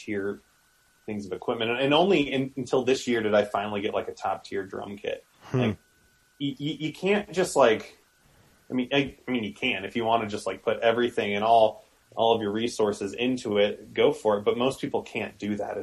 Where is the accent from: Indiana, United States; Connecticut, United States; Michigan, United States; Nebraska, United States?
Nebraska, United States; Omaha; now in Denver, United States; I grew up in Omaha